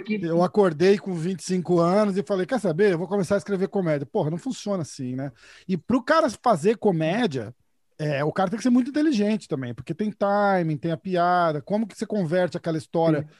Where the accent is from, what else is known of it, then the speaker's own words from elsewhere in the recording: São Paulo, Brazil; accent: paulista; Eu sou de São Paulo